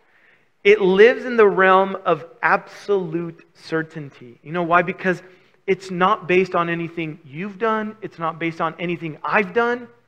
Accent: Southern California, United States; I'm from SoCal and we have warm weather.

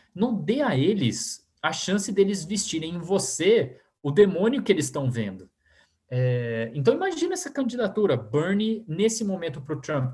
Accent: Brazil; also born or lived in United States; a gente, como brasileiros

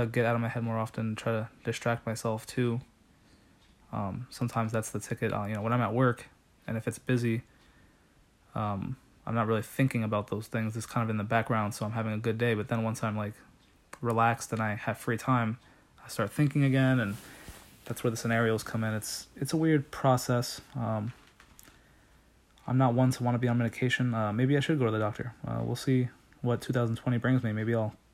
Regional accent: New Jersey, United States; moved away as an adult; now in Pennsylvania, United States; I was from New Jersey

